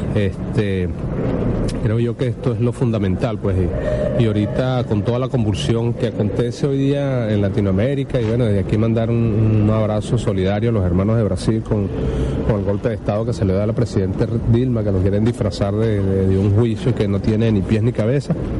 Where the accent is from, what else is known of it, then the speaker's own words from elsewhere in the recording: Venezuela; soy de la República Bolivariana de Venezuela